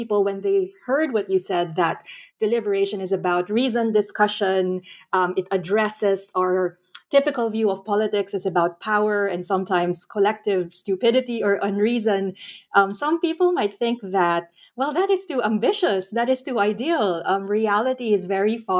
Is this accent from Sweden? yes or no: no; Philippines; in my home country, the Philippines